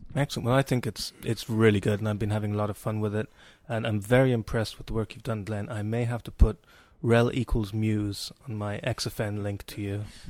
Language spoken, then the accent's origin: English; Cork, Munster, Ireland; moved away; My hometown